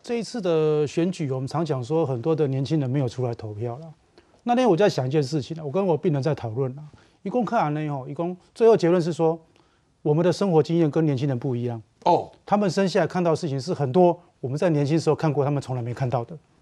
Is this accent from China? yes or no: no; southern Taiwan, Taiwan; 我们小时候在南部